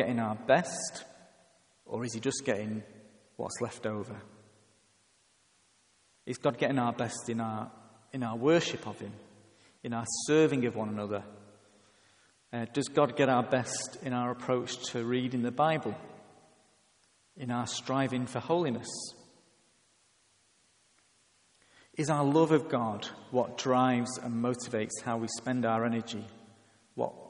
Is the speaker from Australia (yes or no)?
no; England, United Kingdom; I am English